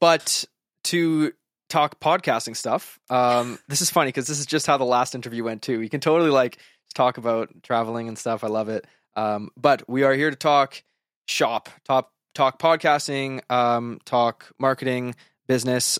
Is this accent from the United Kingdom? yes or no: no; Western Canada, Canada; I am from Western Canada